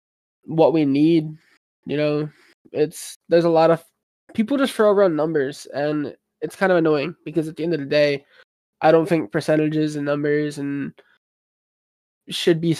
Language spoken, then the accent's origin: English; United States